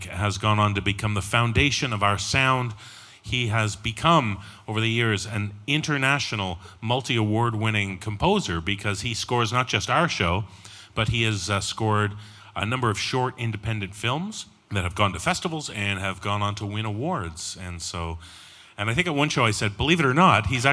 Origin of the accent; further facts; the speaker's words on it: Toronto, Ontario, Canada; that's my hometown